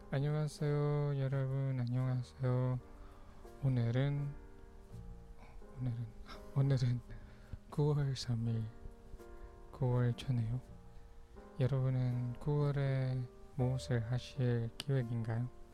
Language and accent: Korean; Ilocos Region, Philippines; first language Pangasinan; Korean is a second language; moved away; also born or lived in Manila; 저는 마니라에서 태어났지만 방가스난에서 저희 조 부모님이랑 살았어요